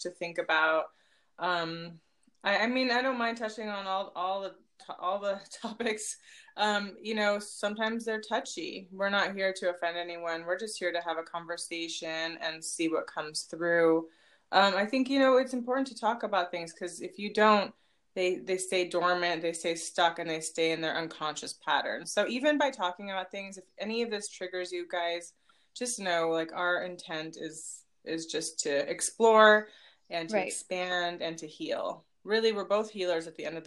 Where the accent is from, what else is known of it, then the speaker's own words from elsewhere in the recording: Palo Alto, California, United States; also born or lived in Los Altos Hills; growing up in Palo Alto as a brown girl